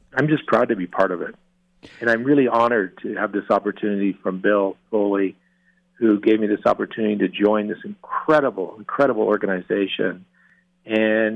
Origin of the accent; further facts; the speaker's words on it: Peterborough, Ontario, Canada; now in Las Vegas, United States; Growing up in Canada, growing up in Peterborough, and growing up playing hockey with all my friends